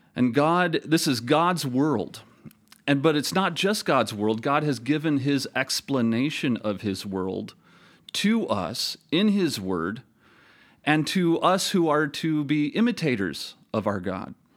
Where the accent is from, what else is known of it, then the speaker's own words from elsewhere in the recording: Toledo, Ohio, United States; moved away; also born or lived in Minnesota / South Carolina; teach in my hometown of Toledo, Ohio